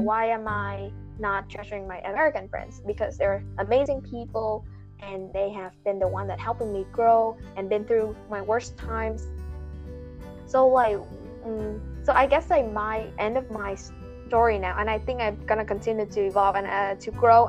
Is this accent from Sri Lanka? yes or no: no; Vietnam; English is a second language; moved away as an adult; now in United States; we're vietnamese students who study in america for five years